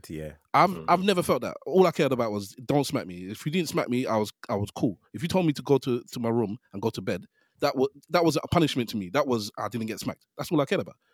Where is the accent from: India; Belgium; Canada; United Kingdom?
United Kingdom; London; I grew up in Hackney.